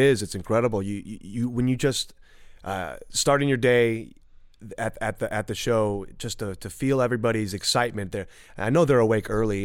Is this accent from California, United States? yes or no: yes; Southern California, United States; also born or lived in Burbank / Rancho Cucamonga / Sherman Oaks; I'm just a California, Southern California guy. born and raised